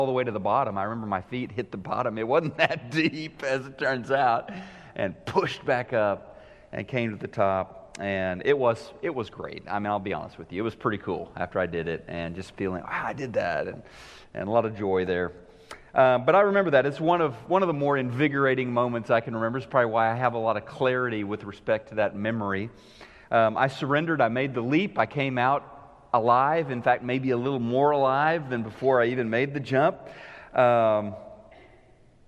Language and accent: English; the Ozarks, United States; I was 16 years old, growing up in the Ozarks